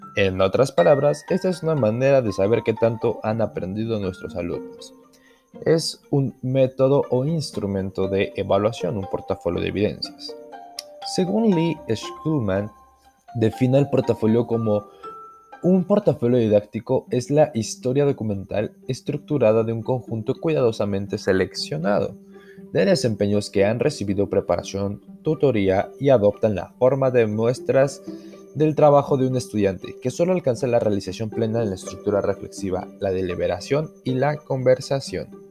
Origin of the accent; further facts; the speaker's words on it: Ixmiquilpan, Hidalgo, Mexico; mi comunidad, mi pueblo es Ixmiquilpan Hidalgo